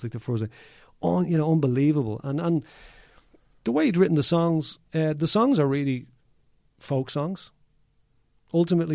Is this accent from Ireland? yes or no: yes; Dublin, Leinster, Ireland; now in Donegal, Ireland; I'm from Kilbarrick, you know, actually live in Donegal now